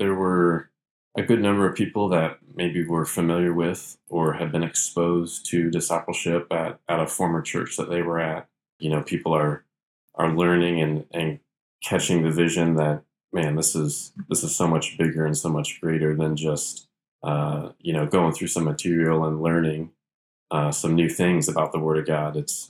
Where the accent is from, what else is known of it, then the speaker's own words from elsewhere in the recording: Kokomo, Indiana, United States; I grew up in Kokomo, Indiana, a small town about an hour north of Indianapolis. We were involved in a small Baptist church. I got saved when I was seven, so both of my parents were believers